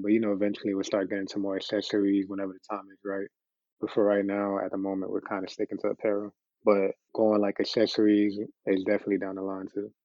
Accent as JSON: {"language": "English", "town": "Miami", "region": "Florida", "country": "United States", "tie": "born or raised there", "said": "growing up in Miami, it always felt like we, it was a whole bunch of Caribbeans"}